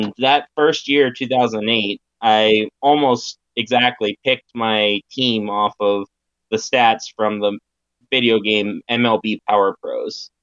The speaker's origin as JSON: {"language": "English", "town": "Roanoke", "region": "Virginia", "country": "United States", "tie": "born or raised there", "also_born_or_lived": "Williamsburg, Virginia", "said": "I am in Roanoke, Virginia. That is my hometown."}